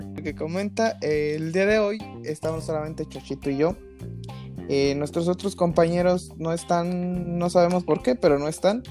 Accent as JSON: {"language": "Spanish", "country": "Mexico", "said": "los mexicanos dijimos"}